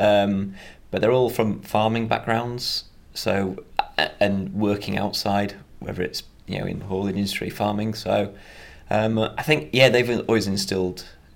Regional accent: Darley, Yorkshire and the Humber, United Kingdom; So I'm from Yorkshire, which is in North England, just a really small village called Darley. Nearest town's a place called Harrogate

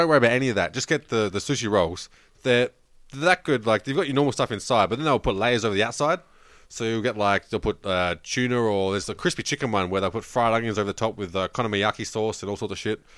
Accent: New South Wales, Australia; now in Victoria, Australia; we grew up in New South Wales

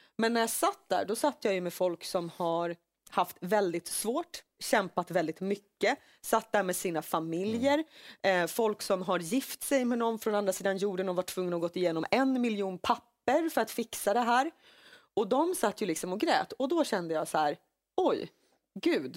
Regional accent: Finland; now in Sweden; när jag säger Finland

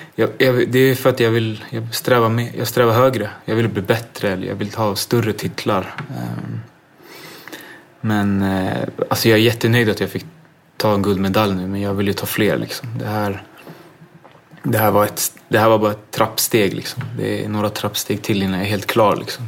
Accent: Botkyrka, Stockholm County, Sweden; jag växte upp ute i, i Fittja

